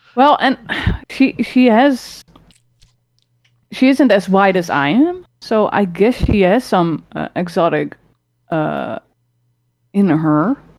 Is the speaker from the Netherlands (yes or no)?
yes; Rotterdam, South Holland, Netherlands; now in Utrecht, Netherlands; I was born in Rotterdam.